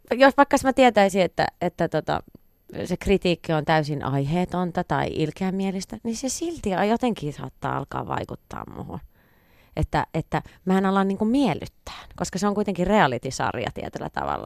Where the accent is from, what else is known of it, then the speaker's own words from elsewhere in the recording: Viiala, Pirkanmaa, Finland; moved away as an adult; now in Helsinki, Finland; lapsuuden ystävät, jotka, joita mullakin on niin tota, vielä oikein kourallinen viialasta